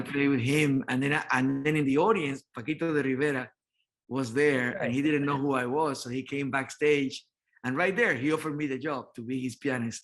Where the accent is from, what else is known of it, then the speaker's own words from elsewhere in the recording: Santo Domingo, Dominican Republic; moved away as an adult; also born or lived in New York; I was born in the Dominican Republic, in Santo Domingo, Dominican Republic, and in 1979, then I moved to New York